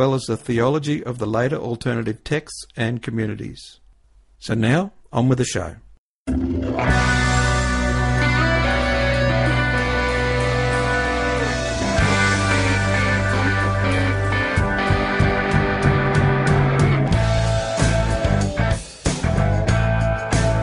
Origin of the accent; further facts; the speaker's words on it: Queensland, Australia; being a Queenslander